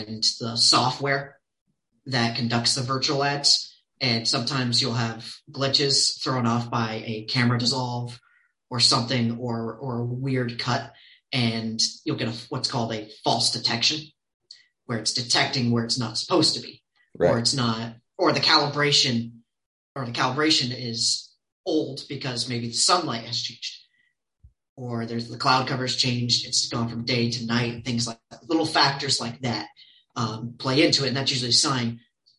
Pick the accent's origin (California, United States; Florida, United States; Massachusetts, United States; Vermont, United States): Vermont, United States; moved away; also born or lived in Maine / New York; I was born in Maine and then spent most of my childhood growing up in Vermont